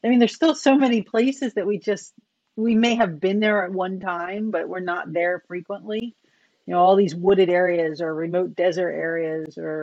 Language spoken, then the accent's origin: English; New Jersey, United States; moved away; growing up in New Jersey